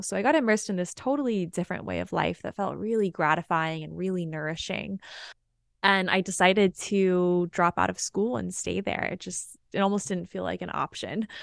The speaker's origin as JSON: {"language": "English", "town": "Austin", "region": "Texas", "country": "United States", "also_born_or_lived": "Hawaii", "said": "I'm from Austin, so I was halfway through my degree in Austin"}